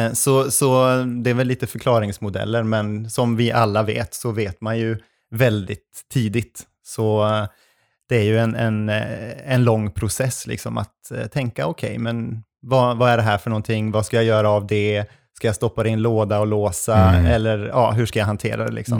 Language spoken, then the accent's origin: Swedish; Arvidsjaur, Norrbotten County, Sweden; moved away as an adult; also born or lived in Umeå; now in Gothenburg, Sweden; jag kommer ju från Arvidsjaur